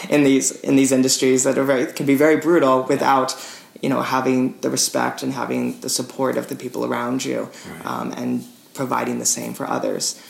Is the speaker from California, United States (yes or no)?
yes; Petaluma, California, United States; my hometown Petaluma